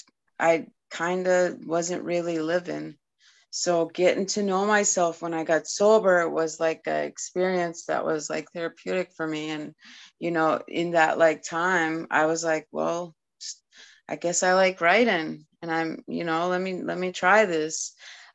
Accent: Eskasoni, Nova Scotia, Canada; first language Mi'kmaq; English is a second language; now in Maine, United States; I grew up in Nova Scotia on a reservation called Eskasoni

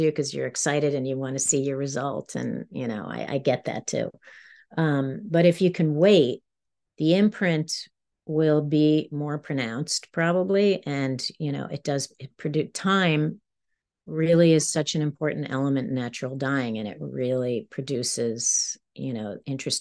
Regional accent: New York, United States; moved away as an adult; now in Maine, United States; I'm a New Yorker, so I'm a city girl, and now I'm, you know, it's kind of like, now I'm in the country

